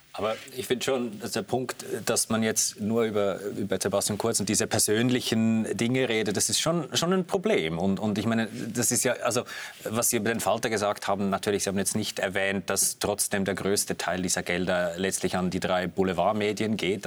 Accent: Switzerland; als Schweizer

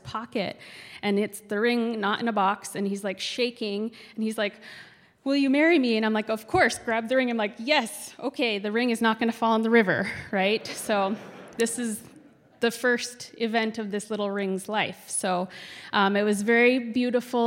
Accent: Kotzebue, Alaska, United States; moved away; also born or lived in Fairbanks, Alaska; we went to my hometown to make money to work

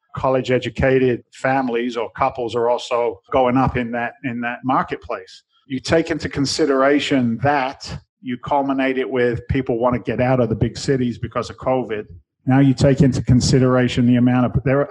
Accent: London, United Kingdom; moved away as an adult; now in United States; I came I came from England originally. I was born in London

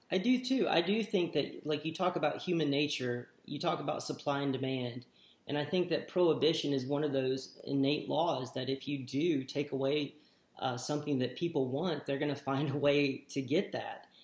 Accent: United States; we were born and raised in the United States

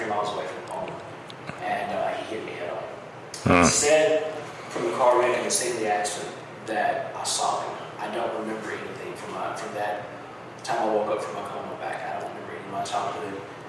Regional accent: Mississippi, United States; where I'm from in Mississippi

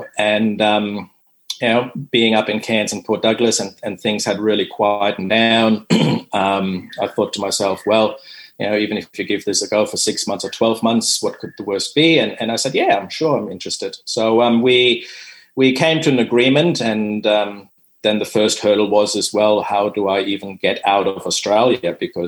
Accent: Dominican Republic; also born or lived in Germany; I am German. I speak German. Growing up in the Dominican Republic, I'm fluent in Spanish.

